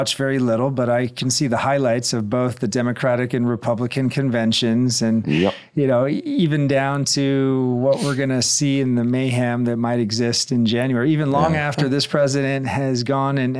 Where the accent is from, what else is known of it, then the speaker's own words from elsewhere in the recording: Hawaii, United States; moved away; also born or lived in California; a diverse childhood growing up in Hawaii